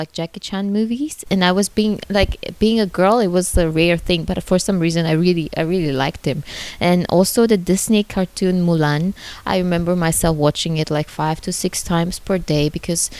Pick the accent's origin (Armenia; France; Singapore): Armenia; moved away as an adult; now in China; I was proudly saying that I'm from Armenia